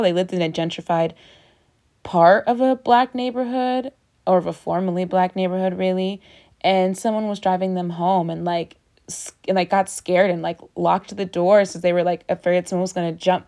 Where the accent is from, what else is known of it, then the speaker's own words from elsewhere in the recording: Baltimore, Maryland, United States; moved away; I grew up in Baltimore